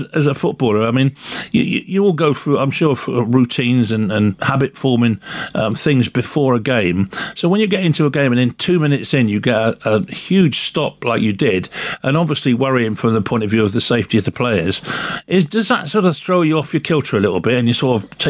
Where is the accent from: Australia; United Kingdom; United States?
United Kingdom; London; I'm a Londoner, the same as you